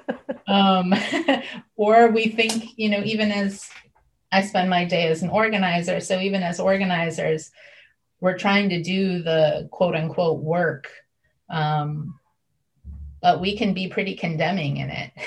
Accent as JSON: {"language": "English", "region": "Northeast Ohio", "country": "United States", "tie": "born or raised there", "said": "I was raised in Northeast Ohio"}